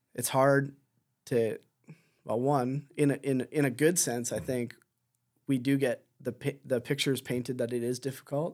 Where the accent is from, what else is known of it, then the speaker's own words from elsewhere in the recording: Southern Ontario, Canada; moved away as an adult; also born or lived in Delhi, Ontario; now in Chicoutimi, Canada; I grew up in Southern Ontario, about an hour and a bit down the road from, from Hesler